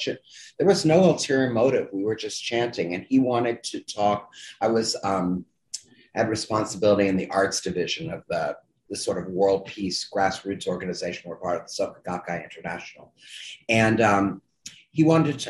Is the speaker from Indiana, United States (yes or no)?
yes; Evansville, Indiana, United States; moved away; also born or lived in Princeton / New York; I grew up in Evansville, Indiana